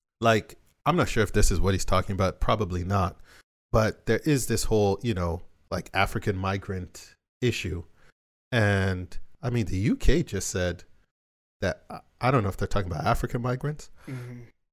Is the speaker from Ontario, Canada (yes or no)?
yes; Toronto, Ontario, Canada; I was born in Rexdale.